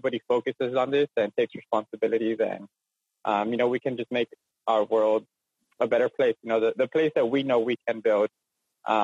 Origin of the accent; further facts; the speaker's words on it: Eagle Pass, Texas, United States; also born or lived in Denver; I'm from Eagle Pass, where there's like a population of 20,000. So there's like no nonprofits here